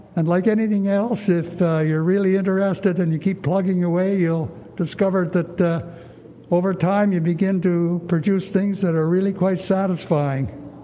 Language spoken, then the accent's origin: English; Ottawa, Ontario, Canada; this is my hometown, so I guess I have a good feel for Ottawa.